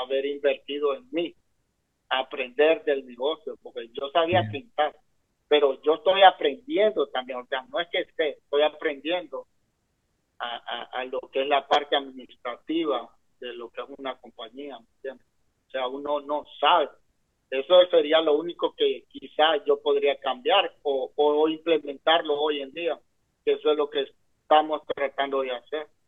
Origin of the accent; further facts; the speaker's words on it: San Pedro Sula, Cortés, Honduras; moved away as an adult; now in Sarasota, United States; Soy hondureño nací en San Pedro Sula